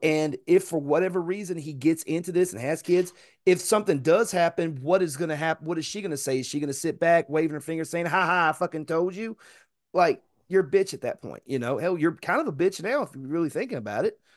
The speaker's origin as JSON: {"language": "English", "town": "Chattanooga", "region": "Tennessee", "country": "United States", "said": "where I come from, it doesn't matter whether you was born in Tyner, Brainerd, Harrison, Nixon, uh, I'm sorry, Hickson, uh, East Ridge, East Lake, you, you, you from Chattanooga"}